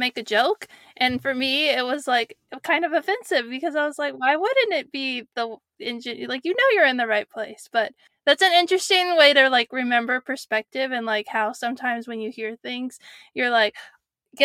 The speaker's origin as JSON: {"language": "English", "region": "California", "country": "United States", "tie": "born or raised there", "said": "I grew up in California"}